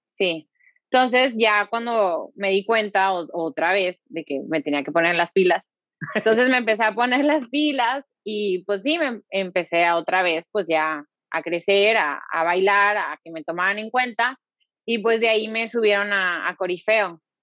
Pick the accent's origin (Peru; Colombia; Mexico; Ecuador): Mexico; Monterrey, Nuevo León; soy de aquí, soy de Monterrey, aquí está mi familia